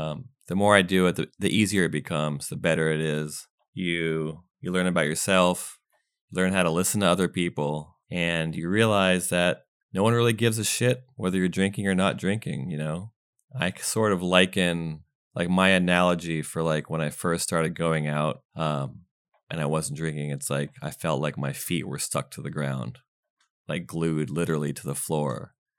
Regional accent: United States; also born or lived in Windsor, England; And I moved to the States when I was like 5.

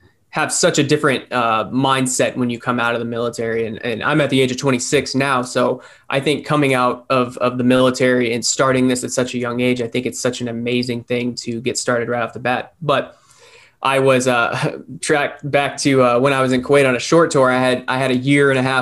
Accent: Punta Gorda, Florida, United States; I grew up here in Punta Gorda. I grew up in the southwest of Florida, and I joined the Air Force right out of high school

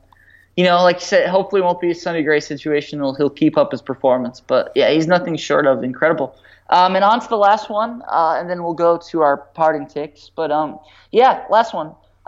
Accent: Syracuse, New York, United States; Syracuse, my hometown.

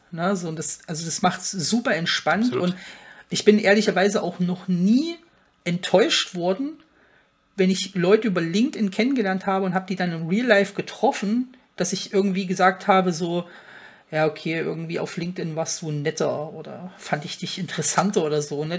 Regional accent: Frankfurt, Hesse, Germany; komme ich ja aus der Region Frankfurt

